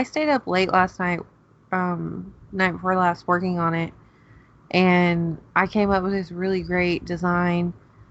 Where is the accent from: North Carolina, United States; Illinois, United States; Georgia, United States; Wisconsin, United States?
Georgia, United States; now in Oklahoma, United States; I'm from Georgia